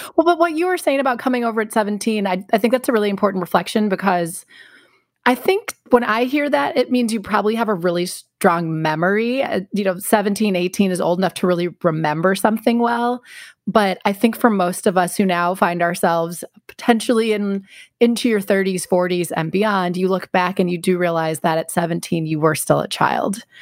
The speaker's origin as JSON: {"language": "English", "area": "outside Milwaukee", "region": "Wisconsin", "country": "United States", "tie": "born or raised there", "also_born_or_lived": "Washington, D.C.", "moved": "as an adult", "said": "I grew up in the Midwest. I grew up right outside Milwaukee"}